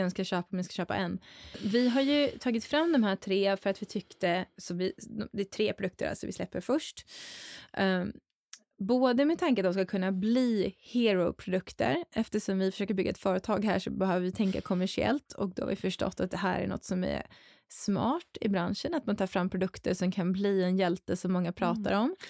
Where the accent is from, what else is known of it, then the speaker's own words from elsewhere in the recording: Dalarna County, Sweden; moved away; Mina hemtrakter